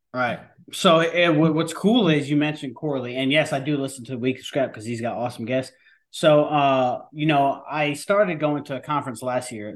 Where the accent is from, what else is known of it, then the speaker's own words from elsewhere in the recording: New York, United States; I am a New Yorker